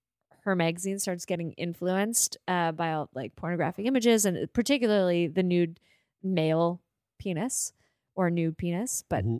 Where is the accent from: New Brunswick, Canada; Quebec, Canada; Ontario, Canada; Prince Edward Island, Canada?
Prince Edward Island, Canada; Kensington; I grew up in Kensington, Prince Edward Island.